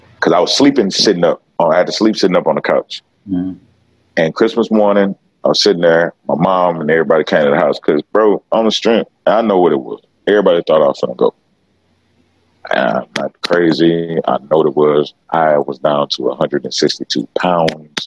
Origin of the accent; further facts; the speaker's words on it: Beaumont, Texas, United States; I'm from Beaumont, Texas. You know what I'm saying? So when it comes to those issues, being from not just Beaumont, Texas, I'm from Southeast Texas.